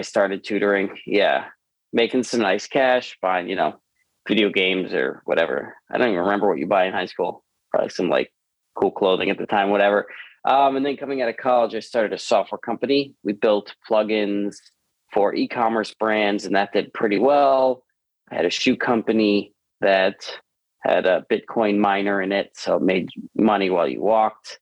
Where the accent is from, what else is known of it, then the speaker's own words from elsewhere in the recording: Long Island, New York, United States; now in Los Angeles, United States; I was born in Long Island in New York